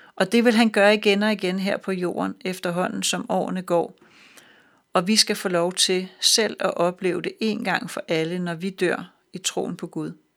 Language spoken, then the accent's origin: Danish; Denmark; vi som danskere